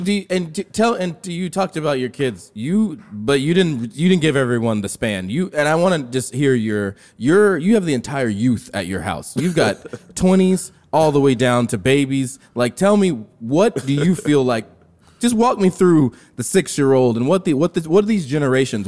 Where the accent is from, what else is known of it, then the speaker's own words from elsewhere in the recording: Miami, Florida, United States; I'm from Miami. I came back to Miami